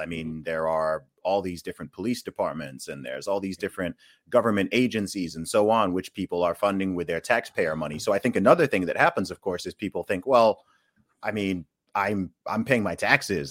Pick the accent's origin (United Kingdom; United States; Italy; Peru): United Kingdom; coming from the U K